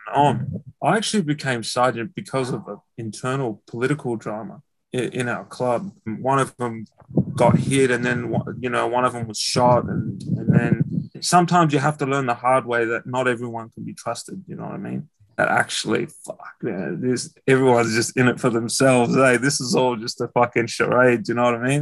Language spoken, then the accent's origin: English; Melbourne, Victoria, Australia; also born or lived in Glen Waverley; was raised around Dandy.